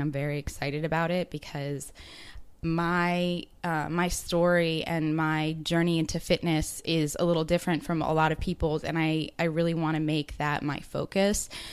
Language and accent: English; Baltimore, Maryland, United States; moved away as an adult; now in Chiang Mai, Thailand; I'm from Baltimore, Maryland, so on um, the East Coast, and I moved here about two months ago